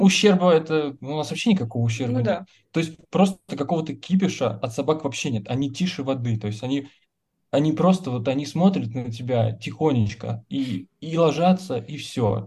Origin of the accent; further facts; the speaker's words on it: Nizhny Novgorod, Nizhny Novgorod Oblast, Russia; now in Moscow, Russia; мы из Нижнего Новгорода, это, блин, ну, лучший город, конечно, на земле.